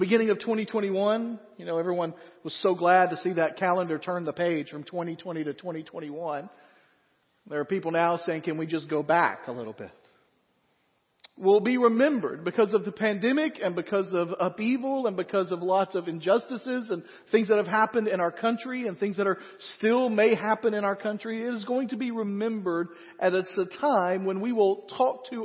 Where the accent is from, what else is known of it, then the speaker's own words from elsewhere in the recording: United States; As American Christians